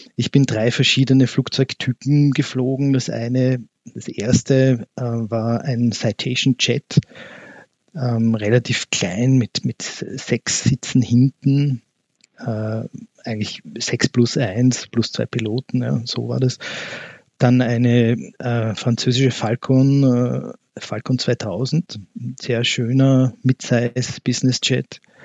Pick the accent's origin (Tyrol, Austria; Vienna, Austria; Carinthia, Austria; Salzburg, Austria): Vienna, Austria; ich selber bin in Wien geboren und auch hier aufgewachsen